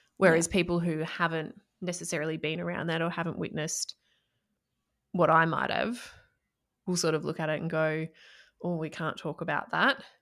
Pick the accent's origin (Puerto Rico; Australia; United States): Australia; Echuca, Victoria; I grew up in country Victoria in Australia. So I grew up in Echuca and, well, a few places before then, but major, mainly Echuca.